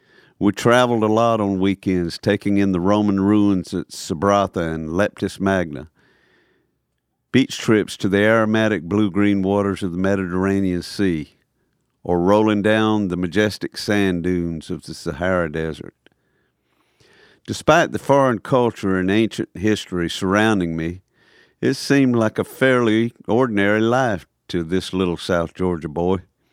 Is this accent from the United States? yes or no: no; Tripoli, Tripoli District, Libya; it was a lot like growing up in Tripoli, Libya, where the blues were bluer, the greens were greener, and real life never paled in comparison.